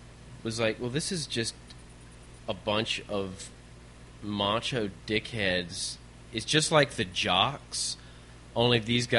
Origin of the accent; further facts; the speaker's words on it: Richmond, Virginia, United States; Yeah, I'm from